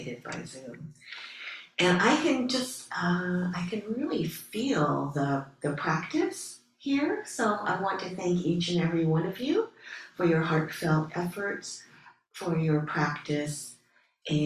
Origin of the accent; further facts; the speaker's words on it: Ohio, United States; moved away; I grew up in Ohio, and I was my parents' first child